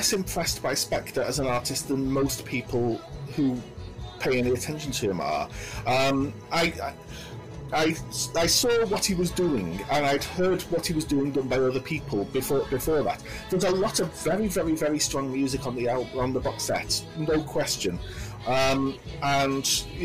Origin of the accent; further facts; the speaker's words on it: between Liverpool and Manchester, North West England, United Kingdom; accent: generic northern accent; I'm British. I live in Manchester, which is in the northwest of England. But my accent is actually—it's a sort of generic northern accent. My parents are from Liverpool, and there's a lot of Liverpool in my accent